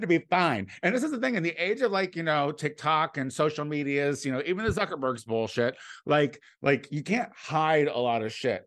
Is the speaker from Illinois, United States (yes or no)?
yes; Clinton, Illinois, United States; moved away; my hometown was, uh, like, a little hub of train track connections